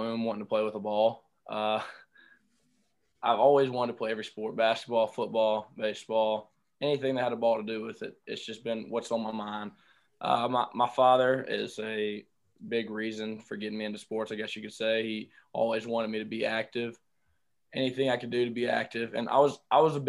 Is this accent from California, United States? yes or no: no; Indianola, Mississippi, United States; I'm from Indianola, Mississippi. It's in the heart of the Mississippi Delta